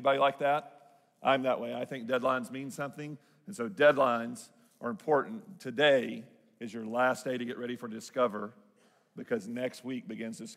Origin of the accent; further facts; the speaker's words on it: Southern Arkansas, United States; accent: Southern Arkansas; my Southern Arkansas accent